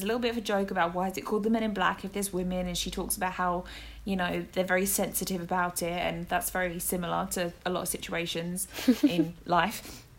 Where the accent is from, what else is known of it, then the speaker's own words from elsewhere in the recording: East of England, United Kingdom; accent: Essex; But yeah, my accent is from Essex. I have Welsh family, I have Cockney family, and now I have Northeastern family. So it's a big mixture, and I apologise.